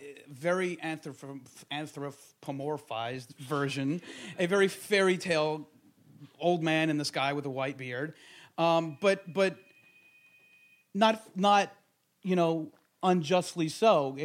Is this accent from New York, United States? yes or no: yes; Monsey, New York, United States; I grew up in Muncie, which is sort of upstate-ish from New York City, about, yeah. I don't know, what, 15, 20 miles up north. Very right-wing, ultra-Orthodox, Hasidic.